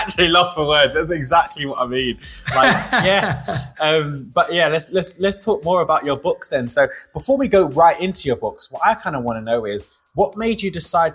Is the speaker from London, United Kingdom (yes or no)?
yes; London, United Kingdom; now in Knutsford, United Kingdom; I grew up in East London